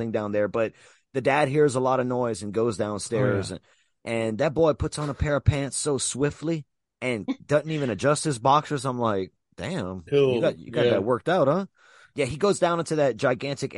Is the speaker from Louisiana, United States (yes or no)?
yes; Louisiana, United States; also born or lived in New York; I'm from Louisiana